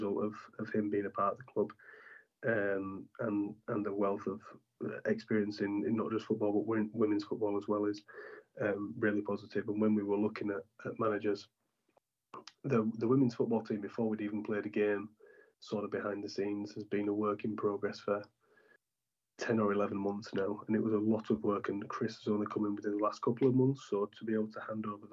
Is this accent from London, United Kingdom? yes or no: no; Bradford, Yorkshire and the Humber, United Kingdom; near where I am from Bradford